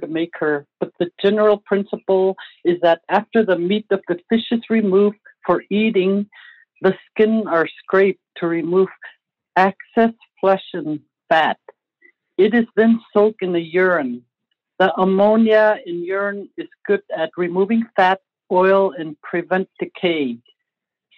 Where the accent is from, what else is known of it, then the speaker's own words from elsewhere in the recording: Arctic Village, Alaska, United States; now in Fairbanks, United States; I am from Arctic Village